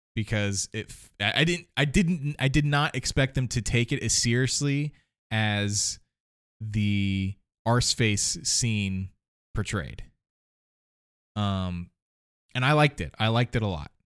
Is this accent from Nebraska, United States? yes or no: no; Ohio, United States; I'm from Ohio